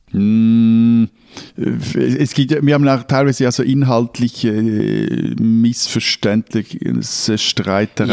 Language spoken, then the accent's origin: German; Zurich, Switzerland; als Zürcher